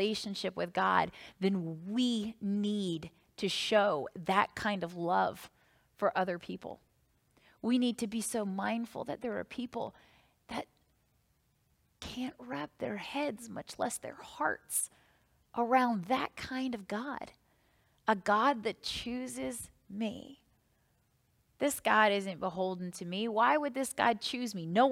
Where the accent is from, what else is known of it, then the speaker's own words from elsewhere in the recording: Northern Virginia, United States; when I was growing up in Northern Virginia